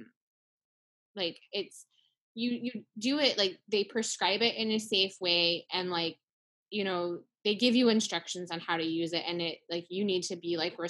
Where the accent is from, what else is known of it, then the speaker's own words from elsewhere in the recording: Tennessee, United States; growing up in Tennessee